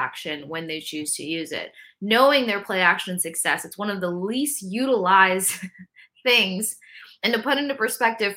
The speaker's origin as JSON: {"language": "English", "town": "Tampa", "region": "Florida", "country": "United States", "tie": "born or raised there", "said": "I grew up in Tampa"}